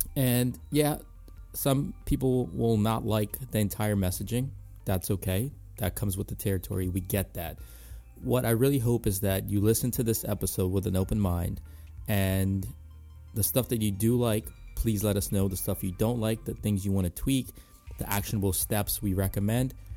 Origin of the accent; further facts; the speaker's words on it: Ellicott City, Maryland, United States; in my hometown and, in Ellicott City, Maryland.